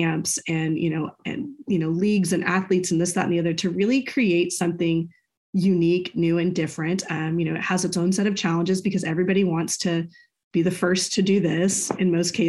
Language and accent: English; United States; I'm an American